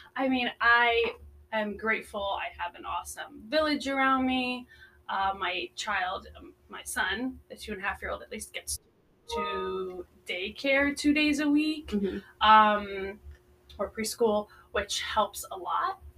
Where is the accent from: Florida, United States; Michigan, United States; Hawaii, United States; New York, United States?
Florida, United States; moved away as an adult; also born or lived in Netherlands / South Carolina; now in Las Vegas, United States; I was um, actually born in Europe in Holland, and I moved to the States when I was seven. Uh, to Florida actually